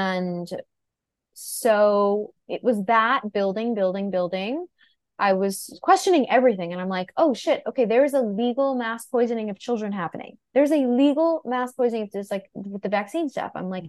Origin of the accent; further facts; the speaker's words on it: New York City, New York, United States; I grew up in Greenwich Village, born and raised.